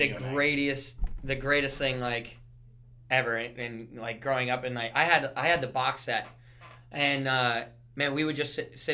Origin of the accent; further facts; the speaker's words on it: Florida, United States; now in Raleigh, United States; I grew up there